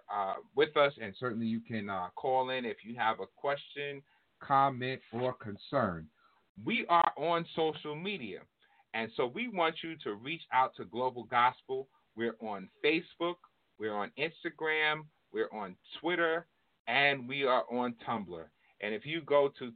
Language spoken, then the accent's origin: English; New York, United States; my home state, New York